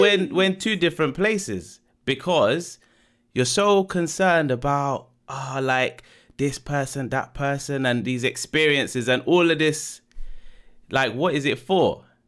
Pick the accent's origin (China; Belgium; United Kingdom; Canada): United Kingdom; London; born and bred in London